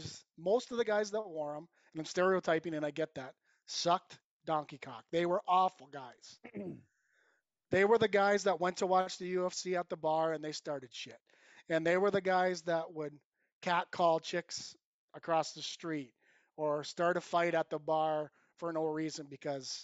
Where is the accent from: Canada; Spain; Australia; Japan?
Canada; Cayuga, Ontario; I'm from Cayuga, Ontario. Some people will know where that is. Some won't. Small town